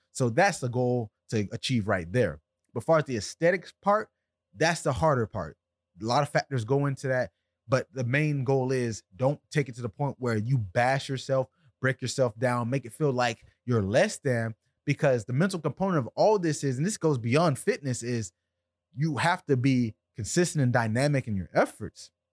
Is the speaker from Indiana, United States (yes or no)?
no; South Florida, United States; I'm from South Florida right here where I'm at in Deerfield Beach